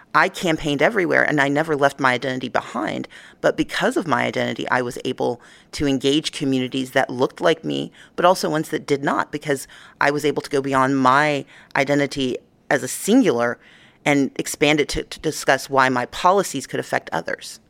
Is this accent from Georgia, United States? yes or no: yes; Georgia, United States; my home state of Georgia